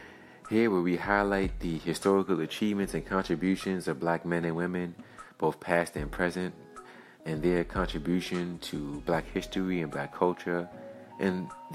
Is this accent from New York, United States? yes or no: yes; Brooklyn, New York, United States; my hometown, Brooklyn, New York